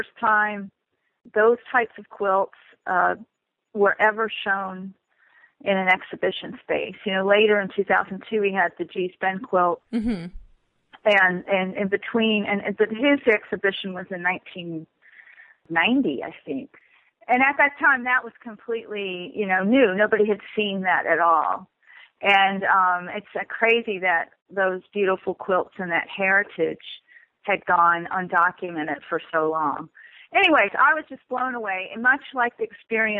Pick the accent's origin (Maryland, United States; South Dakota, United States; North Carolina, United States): North Carolina, United States; moved away as an adult; now in Oakland, United States; I grew up in North Carolina